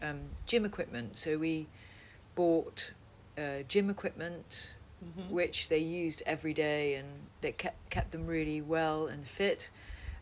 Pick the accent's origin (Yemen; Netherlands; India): Netherlands; moved away; my Dutch ballet friends from when I was brought up in Holland